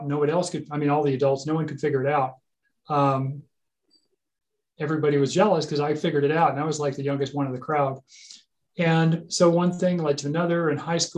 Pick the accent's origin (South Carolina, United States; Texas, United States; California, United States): California, United States; Costa Mesa; my garage that we had growing up in Costa Mesa, California